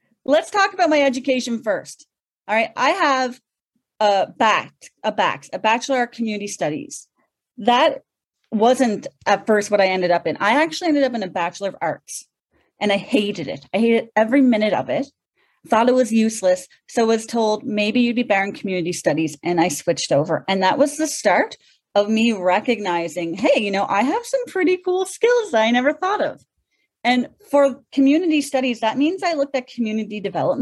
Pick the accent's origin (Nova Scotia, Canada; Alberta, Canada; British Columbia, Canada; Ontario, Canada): Nova Scotia, Canada; Cape Breton Island; I'm a proud Maritimer. I'm actually from Cape Breton Island, and I love it.